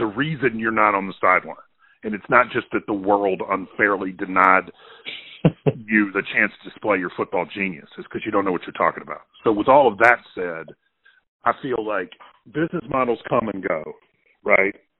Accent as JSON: {"language": "English", "town": "Clarksdale", "region": "Mississippi", "country": "United States", "tie": "born or raised there", "also_born_or_lived": "Oxford, Mississippi / Kansas City", "said": "I was born actually in Clarksdale, Mississippi, which is a farming town about an hour from here."}